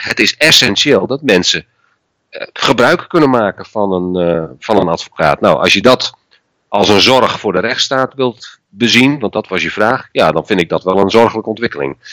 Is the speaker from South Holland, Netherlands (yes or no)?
no; Friesland, Netherlands; ik ben geboren en getogen in Friesland